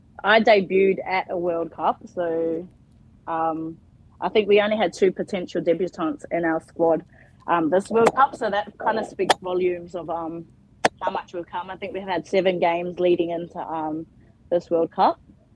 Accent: Auckland, New Zealand; also born or lived in Ahipara, Northland, New Zealand / Utakura, Northland, New Zealand; now in Perth, Australia; I was brought up in Auckland, but I'm from the naughty north, baby, in Utakura and Ahipara, so I'm Ngāpuri. And I grew up in Auckland and then moved to Perth, Western Australia, and been there ever since.

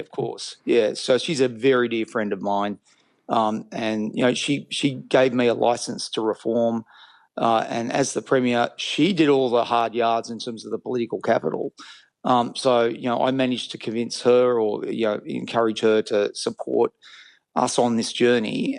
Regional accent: Australia; I'm an Australian.

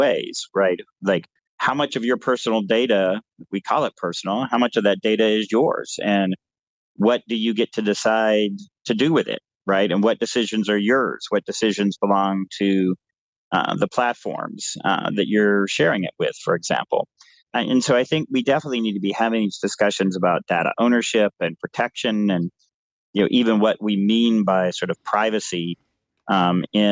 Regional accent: United States; as an American

